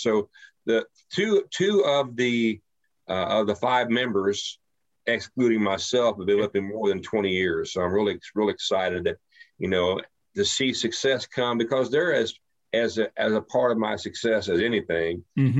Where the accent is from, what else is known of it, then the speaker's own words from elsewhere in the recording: Ohio, United States; now in Texas, United States; when they find out I'm from Southwestern Ohio and I'm down in Texas, like, man, you sound like one of us. How can you be from Ohio?